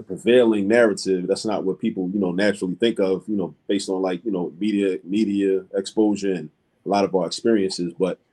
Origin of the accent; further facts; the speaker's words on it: Baltimore, Maryland, United States; now in Philadelphia, United States; I grew up in Baltimore, Maryland